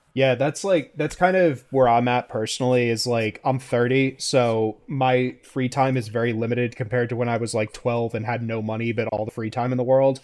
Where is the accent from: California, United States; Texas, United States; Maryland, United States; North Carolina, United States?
North Carolina, United States; I'm from North Carolina